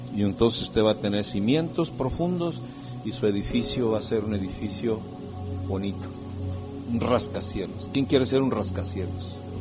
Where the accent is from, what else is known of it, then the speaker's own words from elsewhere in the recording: San Luis Potosí, Mexico; Yo soy de San Luis Potosí